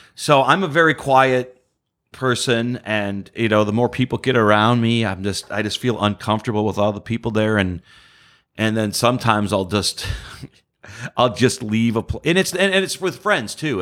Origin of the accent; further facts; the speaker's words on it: Detroit, Michigan, United States; moved away as an adult; now in Houston, United States; I'm from Detroit.